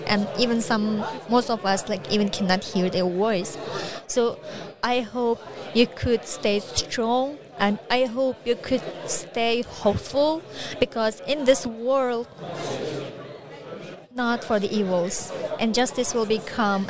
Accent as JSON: {"language": "English", "area": "East Turkestan, near the Taklamakan desert", "region": "Xinjiang", "country": "China", "tie": "born or raised there", "second_language": "English", "moved": "yes", "lives_now": "Northern Virginia, United States"}